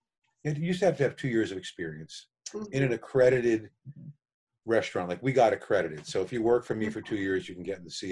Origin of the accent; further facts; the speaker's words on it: New Haven, Connecticut, United States; moved away as an adult; now in Hudson Valley, United States; So New Haven, I grew up in New Haven. I was there until I was 22